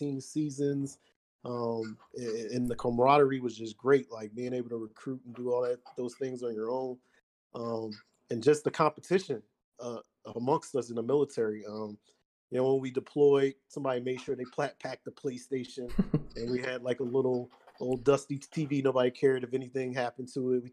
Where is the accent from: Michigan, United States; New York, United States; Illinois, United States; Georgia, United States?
Michigan, United States; Detroit; I was born in Detroit